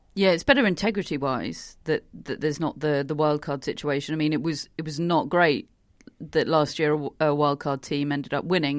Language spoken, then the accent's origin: English; United Kingdom; as a British person